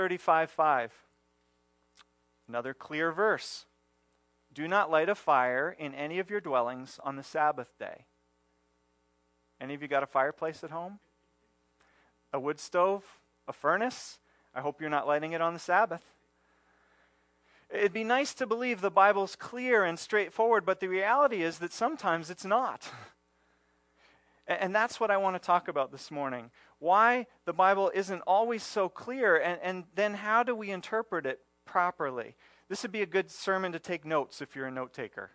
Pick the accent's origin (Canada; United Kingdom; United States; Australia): United States; our history as Americans and as American Christians